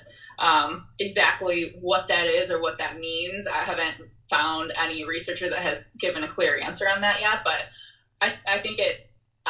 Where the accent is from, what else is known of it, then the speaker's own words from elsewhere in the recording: Michigan, United States; I grew up in Michigan